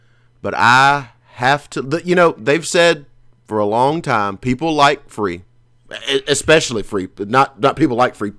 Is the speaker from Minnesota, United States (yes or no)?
no; Alabama, United States; I grew up in Alabama.